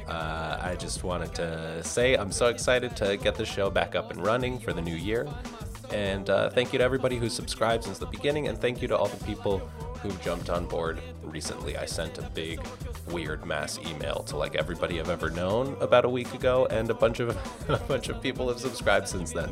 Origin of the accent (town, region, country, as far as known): suburbs of New York, United States; born or raised there; first language Spanish; English is a second language